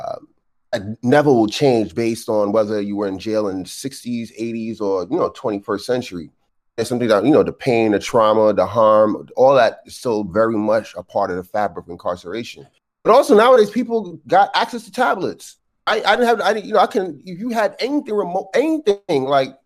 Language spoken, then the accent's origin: English; New York City, New York, United States; I'm a guy growing up in Brooklyn, you know, 20th century